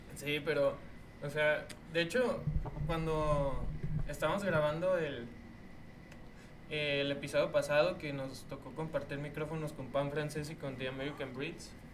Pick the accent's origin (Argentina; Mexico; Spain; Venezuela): Mexico; paisa o como mexicano